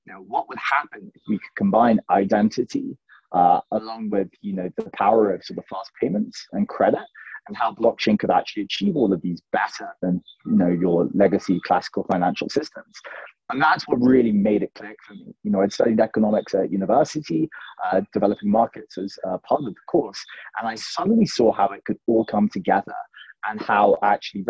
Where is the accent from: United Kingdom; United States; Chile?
United Kingdom; London; moved away as an adult; now in Ethiopia; I was born and raised in London in the UK, went to university there